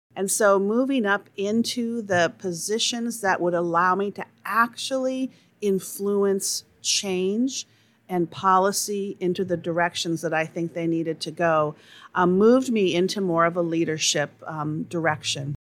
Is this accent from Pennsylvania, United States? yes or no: no; Charles City, Iowa, United States; now in St. Louis, United States; I grew up in Charles City, Iowa